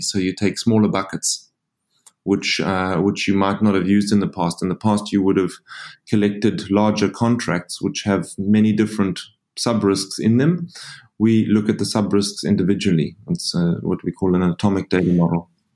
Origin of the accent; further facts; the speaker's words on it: South Africa; moved away; also born or lived in Frankfurt; I'm a South African. If you're asking where the funny accent's from